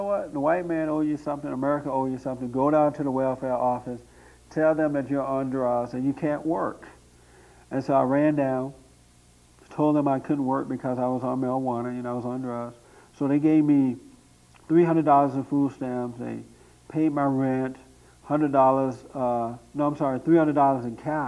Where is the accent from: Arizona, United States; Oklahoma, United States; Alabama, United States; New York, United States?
Alabama, United States; Tuskegee; moved away as an adult; now in Los Angeles, United States; I grew up in Alabama, right outside of Tuskegee, Alabama, near Montgomery, Alabama, on a plantation there